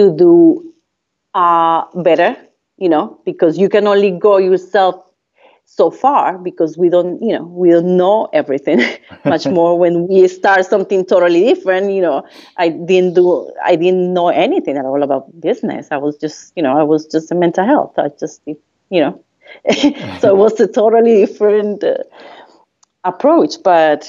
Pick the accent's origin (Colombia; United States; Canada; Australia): Colombia; first language Spanish; English is a second language; moved away as an adult; I came from Colombia